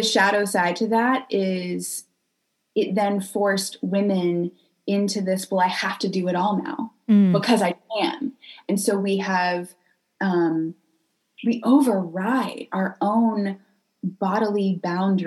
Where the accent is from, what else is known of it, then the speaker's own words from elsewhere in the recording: North Carolina, United States; moved away as an adult; also born or lived in California / South America; I grew up in North Carolina, and then I left at age 18 and lived all